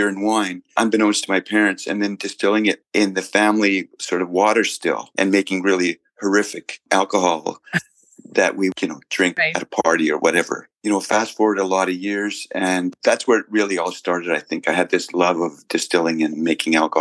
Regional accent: Edmonton, Alberta, Canada; now in Vancouver, Canada; I grew up in Edmonton and my parents were from East Germany

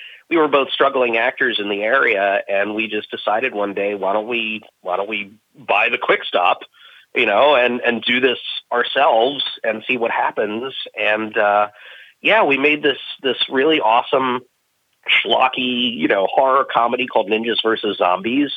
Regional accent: Maryland, United States; also born or lived in Washington, D.C.; I was born in Washington, D.C., and I lived in Maryland pretty much my whole life.

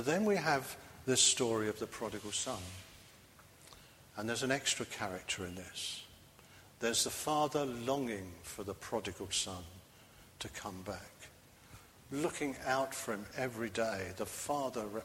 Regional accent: London, United Kingdom; now in Bristol, United Kingdom; I'm a townie. I was brought up in London

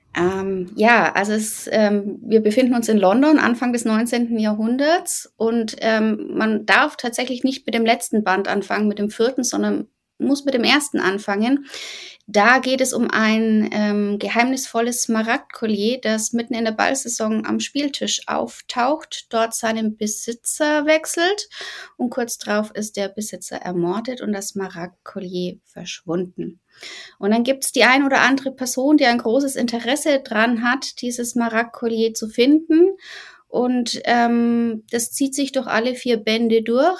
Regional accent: Bavaria, Germany; ich komme aus Bayern. Ähm, bei uns nennt es sich Fasching

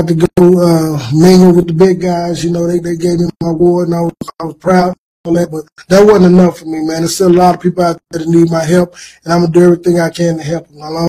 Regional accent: Austin, Texas, United States; born and raised in Austin, Texas

